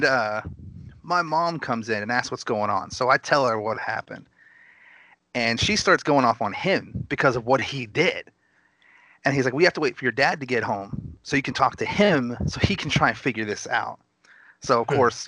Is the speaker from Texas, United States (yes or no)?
yes; Gainesville, Texas, United States; I was actually born in Gainesville. It's a small town right at the border of Oklahoma.